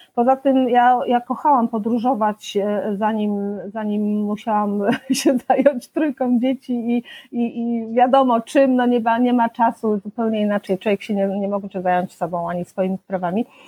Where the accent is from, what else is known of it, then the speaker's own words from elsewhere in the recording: Pleszew, Greater Poland, Poland; also born or lived in Poznań; wychowałam się w Pleszewie